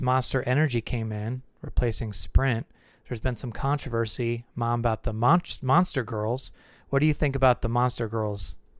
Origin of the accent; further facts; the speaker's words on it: California, United States; when we were growing up in California